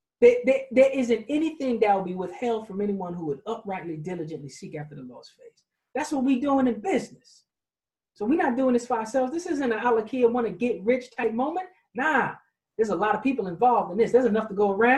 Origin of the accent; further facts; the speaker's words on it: New York City, New York, United States; I was raised in Queens, New York, in the street